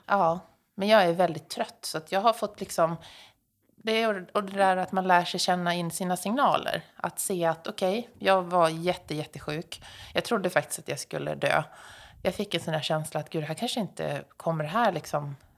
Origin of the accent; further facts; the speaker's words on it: Dalarna County, Sweden; now in Stockholm, Sweden; jag är uppväxt i Dalarna